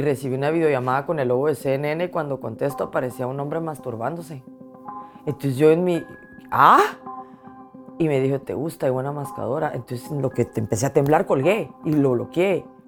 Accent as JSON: {"language": "Spanish", "country": "Guatemala", "moved": "as an adult", "lives_now": "Washington, D.C., United States", "said": "ser mujer guatemalteca"}